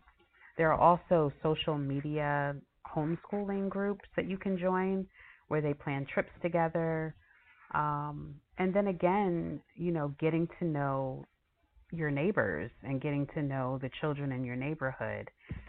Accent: New York, United States; So I know for myself, growing up in New York, I remember going to public school and believing that all that mattered was that I passed the class.

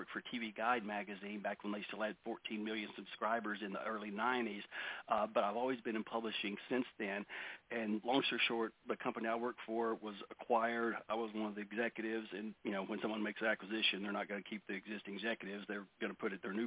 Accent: Dallas, Texas, United States; I'm from Dallas

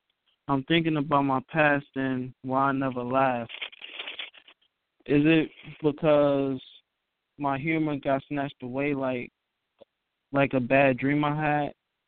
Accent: Newark, New Jersey, United States; I am from Newark, New Jersey.

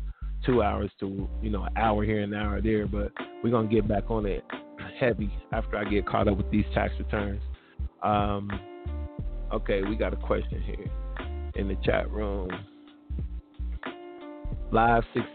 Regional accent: Ohio, United States; born or raised there

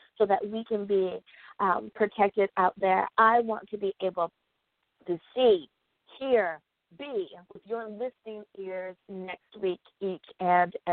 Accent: United States; my home country. That is the United States

